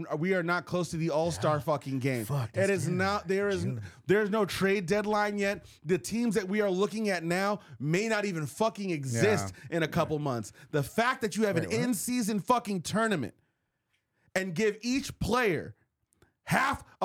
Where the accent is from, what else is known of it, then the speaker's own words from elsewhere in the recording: Los Angeles, California, United States; I'm an American.